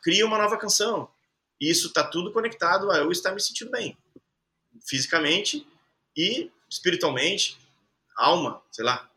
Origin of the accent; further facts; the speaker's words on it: Caxias do Sul, Rio Grande do Sul, Brazil; moved away as an adult; also born or lived in Rocinha, Rio de Janeiro; Eu saí lá de Caxias do Sul, fiquei três anos na Rocinha morando num sótão.